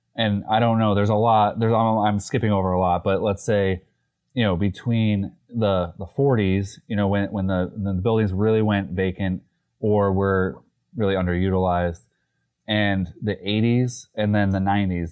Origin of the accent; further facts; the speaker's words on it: Easthampton, Massachusetts, United States; also born or lived in Holyoke; I grew up in East Hampton